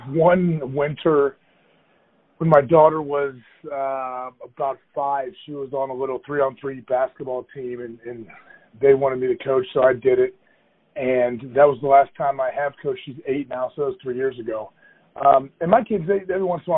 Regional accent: Ohio, United States; also born or lived in Green Bay, Wisconsin; I'm from Ohio. I grew up there.

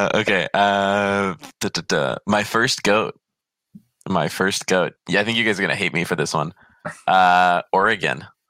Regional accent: Poland; now in Canada; I'm fucking from Poland.

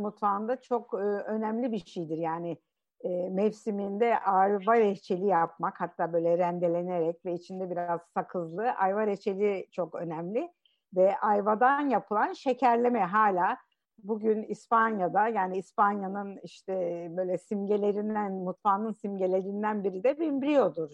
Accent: Istanbul, Turkey; also born or lived in Kırklareli; ben e, Kırklareli kökenli bir ailenin kızıyım. E, İstanbul'da doğdum

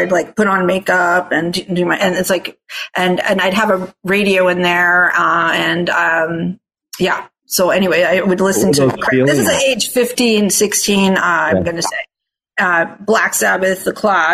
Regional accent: Toronto, Ontario, Canada; first language Italian; English is a second language; also born or lived in Australia; I actually was born in Australia. They had me, they had got married there, had me moved to Canada, Toronto specifically

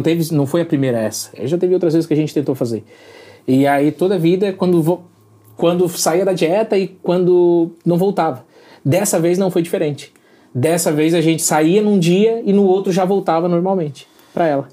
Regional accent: Balneário Rincão, Santa Catarina, Brazil; Nós somos de, do Balneário Rincão, Santa, Santa Catarina

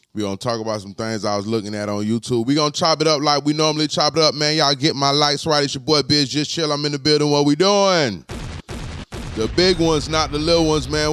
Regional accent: Florida, United States; I'm from Florida

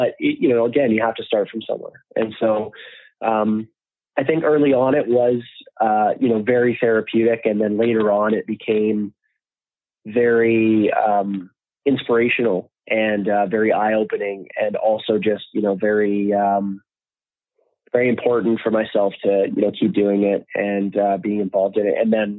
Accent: Canada; Myself being Canadian, fortunately, it was easier than it would have been if I was coming from somewhere else in the world

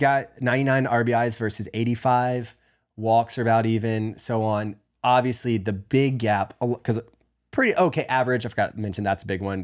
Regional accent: the South, United States; moved away; growing up in the South

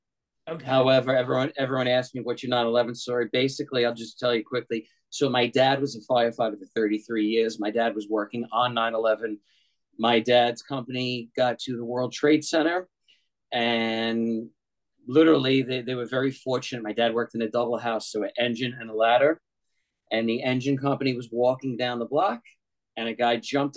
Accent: New York City, New York, United States; moved away; I was originally from New York

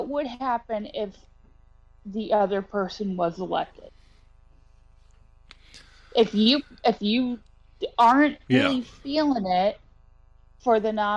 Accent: South Bend, Indiana, United States; I'm from Mayor Pete Landia. And it's going red real fast. And it used to be one of the guaranteed blue areas of Indiana

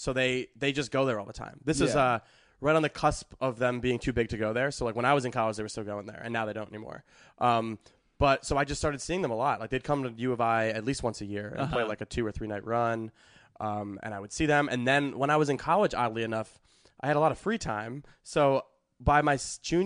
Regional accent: Skokie, Illinois, United States; growing up in Skokie, Illinois

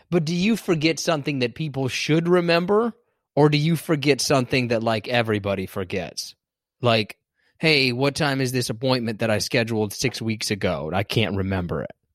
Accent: Kansas, United States; I'm from Kansas

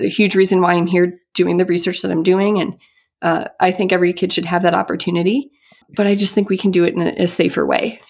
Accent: Midwest, United States; also born or lived in Boston; growing up in the Midwest

